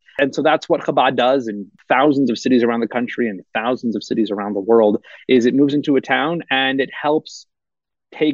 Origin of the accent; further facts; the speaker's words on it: Salt Lake City, Utah, United States; So I was raised in Salt Lake City, Utah, where I am fortunate enough to raise my own family now. My parents moved out here in the summer of 1992, weeks before my first birthday, to start a synagogue here in Salt Lake City.